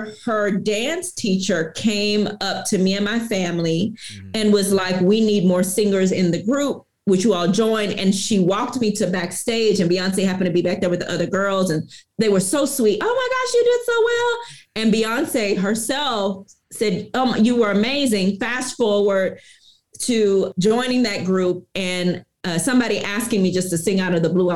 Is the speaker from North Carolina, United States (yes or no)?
no; Houston, Texas, United States; I'm originally from Houston, Texas